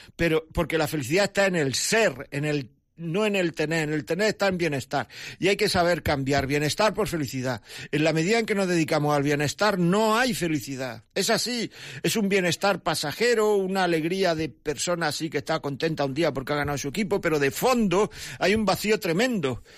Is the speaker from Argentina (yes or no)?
no; Granada, Andalusia, Spain; Llaman desde mi pueblo, Encarna de Granada